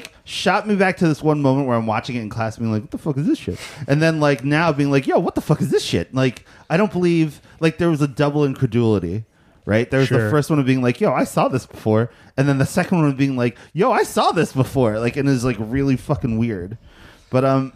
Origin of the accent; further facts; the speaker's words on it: Cherry Hill, New Jersey, United States; I grew up in Cherry Hill, New Jersey.